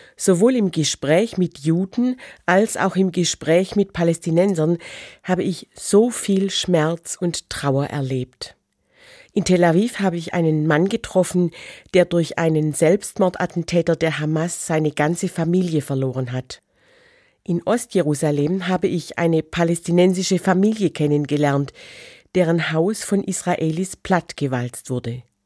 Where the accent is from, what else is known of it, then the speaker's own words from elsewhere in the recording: Germany; Als Christin und geboren als Deutsche nach 1945